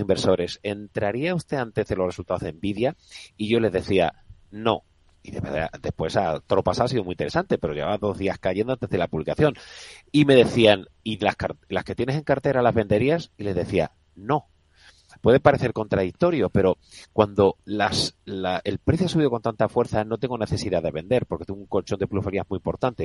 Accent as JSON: {"language": "Spanish", "region": "Andalusia", "country": "Spain", "accent": "Andalusian", "said": "soy muy clarito con mi acento andaluz, que después de 50 años no lo, no lo he perdido"}